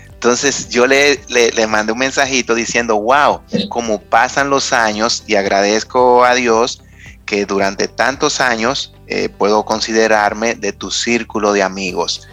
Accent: Dominican Republic; nosotros como dominicanos

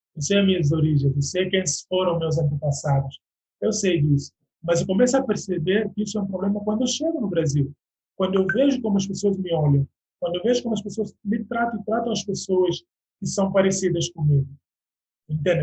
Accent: Guinea-Bissau; moved away as an adult; now in Brazil

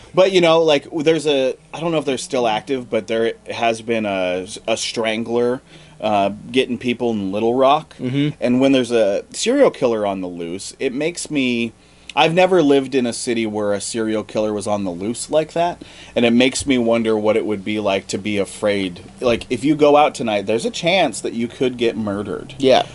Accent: Montana, United States; moved away; I'm originally from Montana

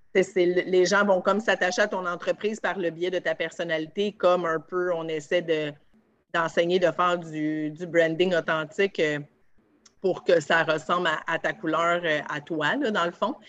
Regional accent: Varennes, Quebec, Canada; je viens d'Arène

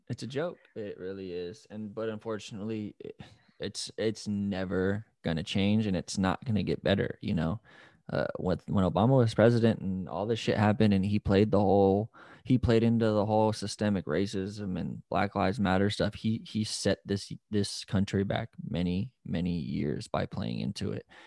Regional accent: United States; We're all Americans, we're all Americans

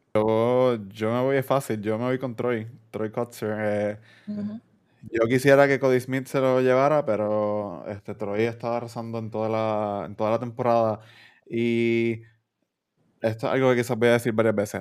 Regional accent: Puerto Rico; nosotros como boricuas

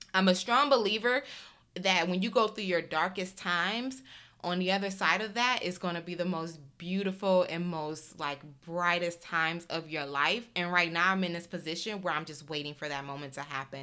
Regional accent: Detroit, Michigan, United States; moved away; also born or lived in Chicago / Houston / New York; I grew up in Detroit

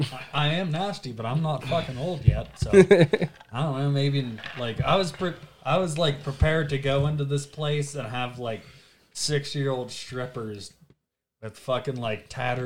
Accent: Butler, Pennsylvania, United States; moved away; also born or lived in Pittsburgh, Pennsylvania; I am from Butler, Pennsylvania, which is like an hour away from Pittsburgh. And I even lived in Pittsburgh for 3 years

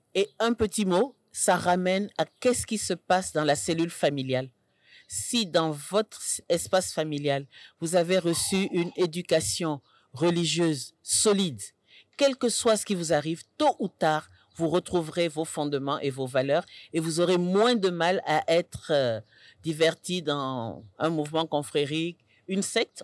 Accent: Senegal; en tant que Sénégalaise, mère et grand-mère

